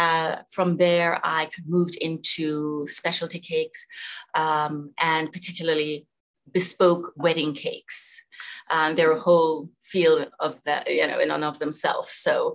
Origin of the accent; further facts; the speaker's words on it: Jamaica; I was born in Jamaica. Mm-hmm. And have fond memories. Went to high school there, actually.